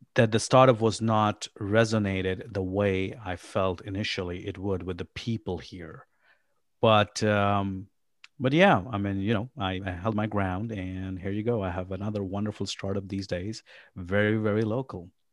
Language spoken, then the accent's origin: English; Pakistan; also born or lived in Abu Dhabi, United Arab Emirates / New York, United States; now in Kansas City, United States; I am originally from Pakistan. I was born and raised in Pakistan.